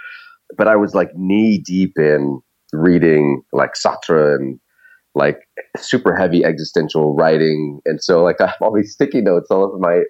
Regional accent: Idaho, United States; moved away; also born or lived in Alaska; I was born in Idaho and spent some time in Alaska.

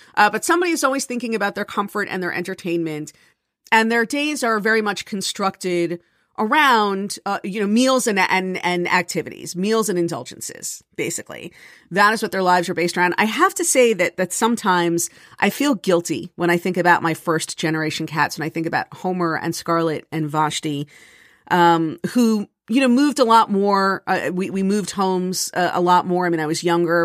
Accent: South Florida, United States; moved away; I grew up in South Florida where there was no snow

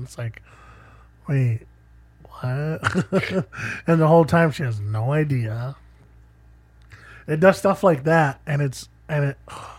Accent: Australia; no, I did. I'm Australian.

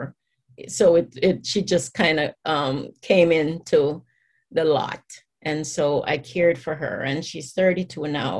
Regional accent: Jamaica; now in Atlanta, United States; the community where I grew up in Jamaica

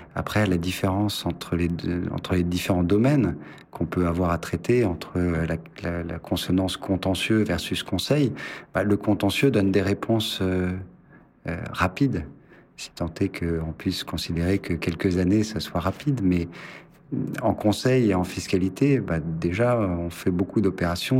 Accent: Dijon, Bourgogne-Franche-Comté, France; moved away as an adult; now in Paris, France; je suis né à Dijon, donc j'ai commencé mes études de droit à Dijon, fait mes quatre premières années

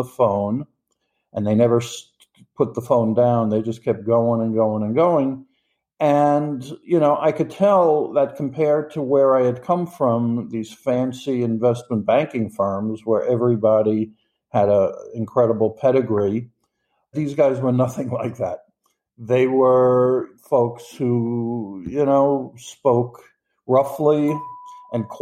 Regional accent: New York, United States; I'm from New York in the United States.

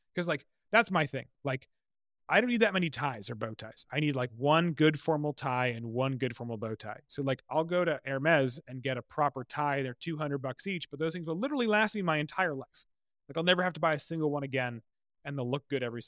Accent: Massachusetts, United States; I grew up in Massachusetts

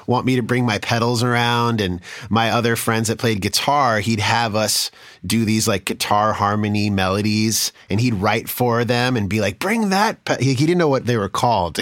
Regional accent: East Coast, United States; also born or lived in New York / Boston; I was from the East Coast, from, from New York and Boston

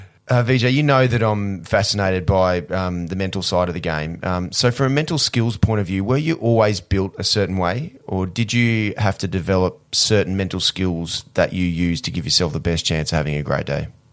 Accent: Australia; growing up in Australia

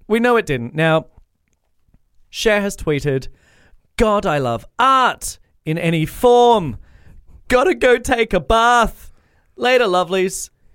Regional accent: Australia; I'm Australian and my inflections always go up

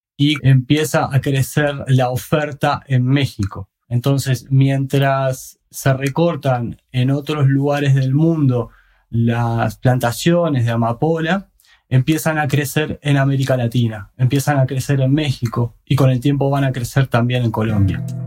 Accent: Uruguay; en mi país, en Uruguay

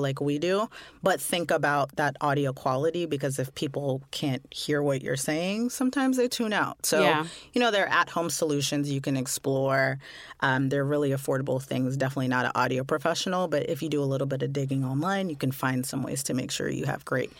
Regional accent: Canada; now in London, United Kingdom; I'm a Canadian currently living in London, UK.

